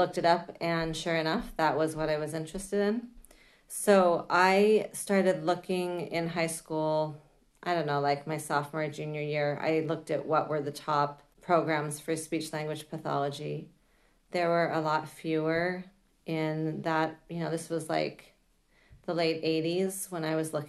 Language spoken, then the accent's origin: English; Salt Lake City, Utah, United States; moved away as an adult; also born or lived in Walnut Creek, California; We moved when I was 5 to Utah, Salt Lake City, when my dad was transferred there by his firm. And then I did my schooling there. So I was there till I was 18